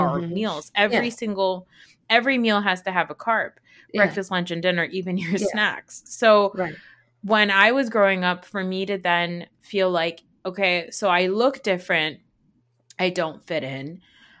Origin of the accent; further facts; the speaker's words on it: United States; as a South Asian growing up in America